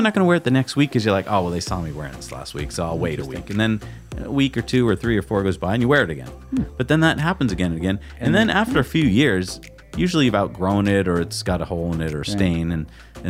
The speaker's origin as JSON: {"language": "English", "region": "New England", "country": "United States", "tie": "born or raised there", "also_born_or_lived": "California", "said": "we grew up in New England, where I think we take trees for granted."}